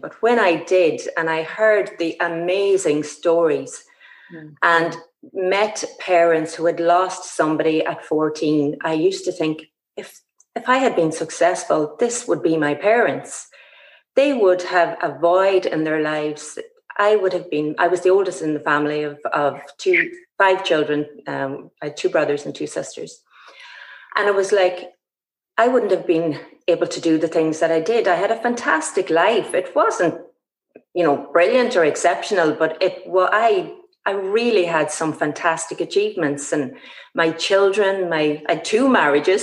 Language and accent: English; Ballybofey, County Donegal, Ireland; my hometown here, Stranraer Ballybofey